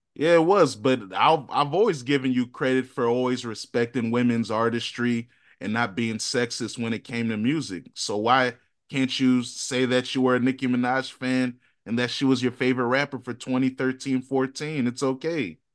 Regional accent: Virginia, United States; we're from Virginia

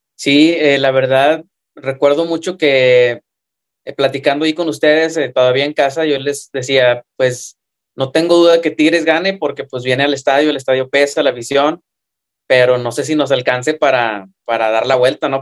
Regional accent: Mexico; somos mexicanos

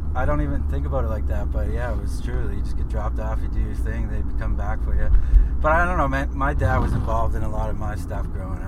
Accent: Lower Sackville, Nova Scotia, Canada; we grew up together in Cavalier

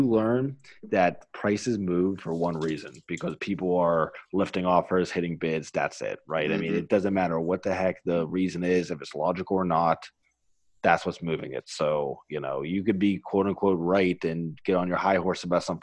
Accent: Pittsburgh, Pennsylvania, United States; I'm from Pittsburgh

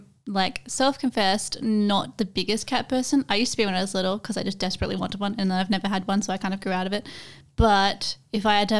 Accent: Australia; Or like as an Australian, Creatipi. The T is too much.

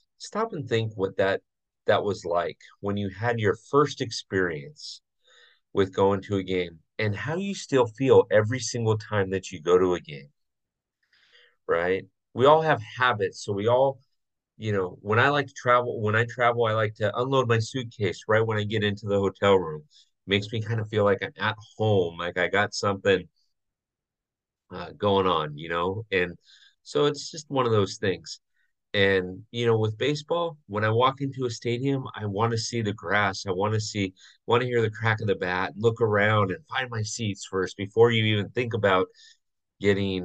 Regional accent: Southern California, United States; growing up in Southern California, went to a bunch of Angel games

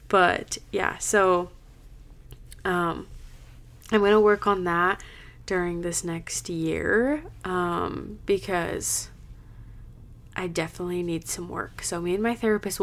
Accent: Utah, United States; I'm from Utah

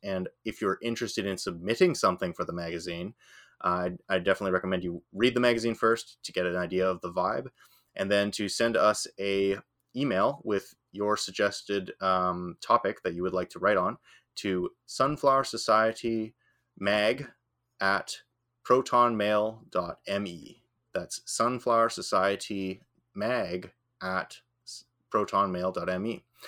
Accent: Northern Ireland, United Kingdom; I'm from, I'm Northern Irish

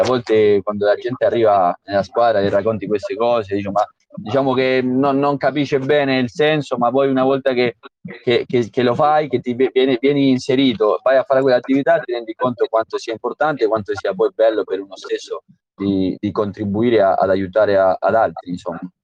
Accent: Uruguay; Italian is a second language; moved away as an adult; now in Italy; sono nato in Uruguay, sono cinque, cinque anni e mezzo che sono

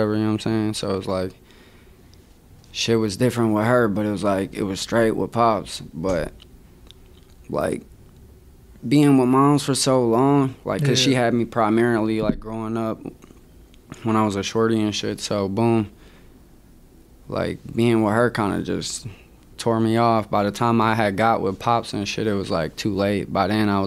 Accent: Milwaukee, Wisconsin, United States; also born or lived in Oconomowoc, Wisconsin / Hartland, Wisconsin / Madison, Wisconsin; I was born and raised in the suburbs, actually. You know what I'm saying? I grew up in Heartland and Oconomowoc

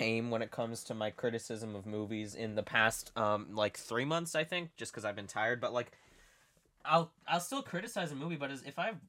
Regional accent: Philippines; I'm Filipino

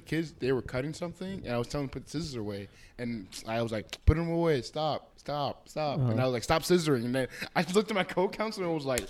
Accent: United States; we grew up in the United States

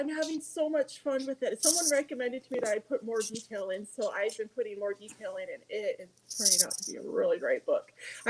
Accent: Montana, United States; moved away; I am from Montana. I spent most of my life in Montana.

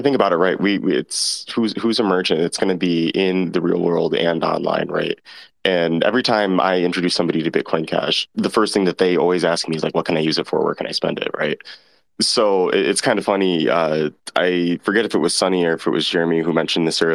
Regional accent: United States; here in my hometown in the US

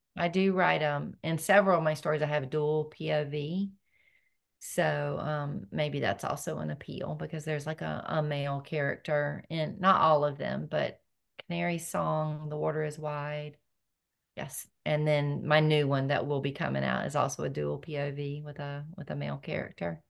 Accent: North Carolina, United States; I was born and raised in North Carolina

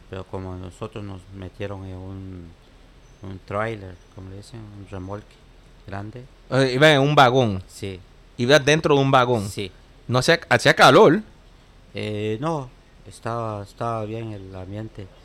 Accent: Guatemala; now in New York, United States; Los, compañeros míos que salimos de Guatemala éramos tres del mismo pueblo.

